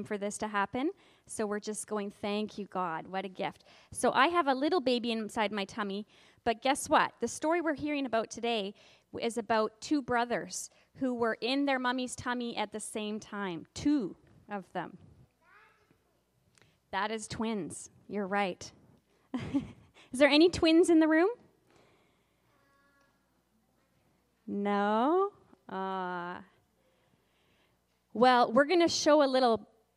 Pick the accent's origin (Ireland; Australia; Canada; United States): Canada; Kamloops, British Columbia; We're from Kamloops.